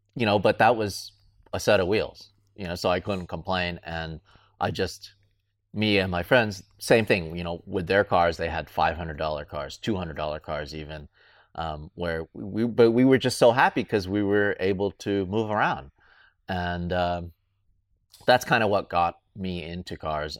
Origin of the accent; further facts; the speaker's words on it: Southern California, United States; I grew up in Southern California